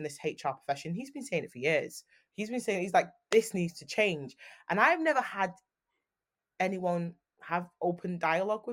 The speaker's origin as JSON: {"language": "English", "town": "Manchester", "region": "North West England", "country": "United Kingdom", "said": "I'm from Manchester"}